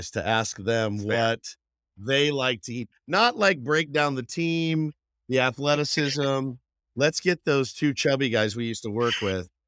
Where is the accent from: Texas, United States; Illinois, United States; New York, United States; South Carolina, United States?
Texas, United States; now in San Diego, United States; the barbecue I grew up with in Texas